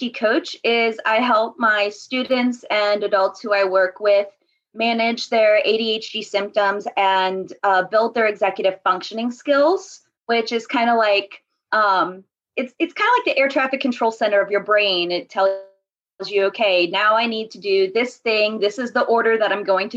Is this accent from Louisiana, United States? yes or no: yes; New Orleans, Louisiana, United States; NOLA born and raised